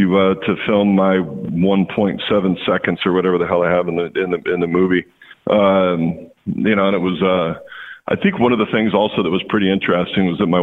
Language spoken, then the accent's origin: English; Walla Walla, Washington, United States; It's just that I grew up in Walla Walla, went off and played ball, and then doubled back and came back home.